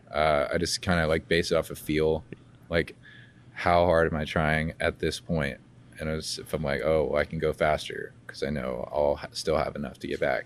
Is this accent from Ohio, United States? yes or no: no; Georgia, United States; grew up in Georgia, but we, we go to Alabama